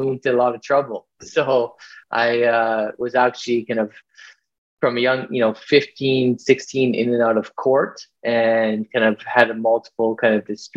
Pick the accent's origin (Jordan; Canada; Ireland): Canada; Vancouver, British Columbia; I grew up here in Vancouver, British Columbia.